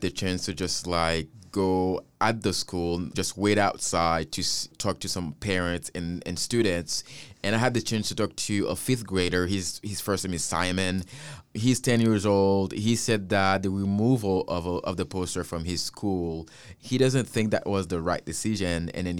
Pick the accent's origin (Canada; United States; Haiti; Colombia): Haiti; You know, I came from Haiti is the first black-led country.